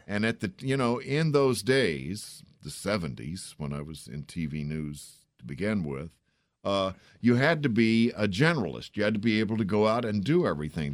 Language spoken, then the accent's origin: English; San Antonio, Texas, United States; now in Washington, D.C., United States; I grew up in San Antonio, Texas.